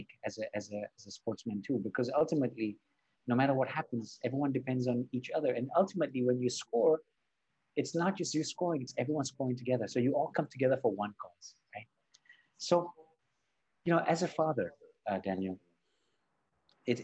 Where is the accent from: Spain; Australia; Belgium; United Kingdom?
Spain; also born or lived in Barcelona; I was born and raised in, you know, I was born in Spain, and I live in Barcelona.